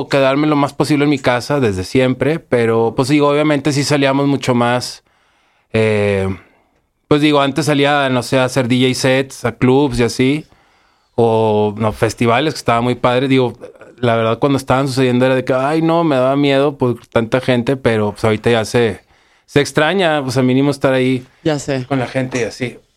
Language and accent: Spanish; Monterrey, Nuevo León, Mexico; Yo soy de Monterrey, aparte soy gritona.